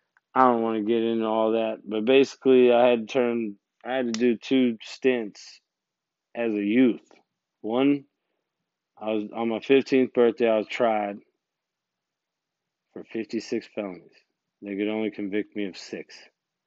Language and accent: English; Gulfport, Mississippi, United States; But since I was from Gulfport, Biloxi, like those guys, like the Coast Boys, someone canceled early parole.